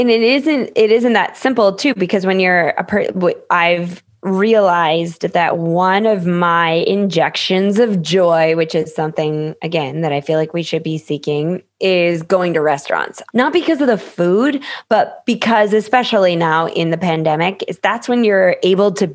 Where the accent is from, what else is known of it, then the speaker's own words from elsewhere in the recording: Minnesota, United States; moved away; also born or lived in Phoenix; I grew up in Minnesota